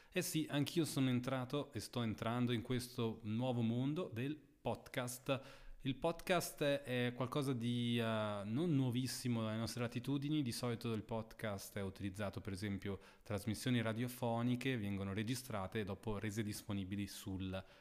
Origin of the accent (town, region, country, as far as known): Lugano, Ticino, Switzerland; born there